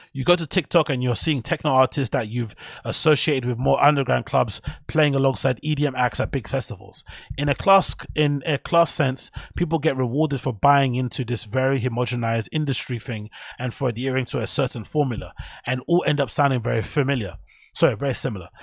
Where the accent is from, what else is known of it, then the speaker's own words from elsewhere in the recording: London, United Kingdom; I'm from Flipping Canning Town in Custom House